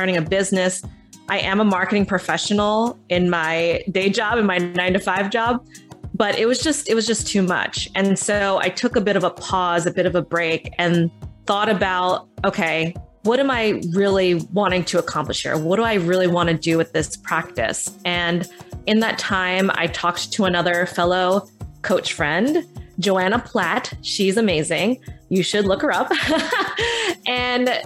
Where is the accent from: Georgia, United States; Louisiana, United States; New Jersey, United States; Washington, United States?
New Jersey, United States; Southern; also born or lived in Philadelphia; I was born in Philadelphia, but grew up in Southern New Jersey.